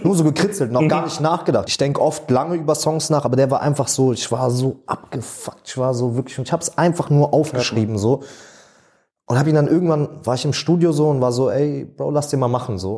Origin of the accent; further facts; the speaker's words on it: Berlin, Germany; ich bin in Schöneberg groß geworden